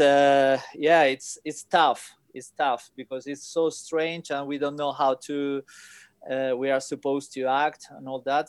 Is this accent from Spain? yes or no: yes; Spain; English is a second language; I'm from Spain.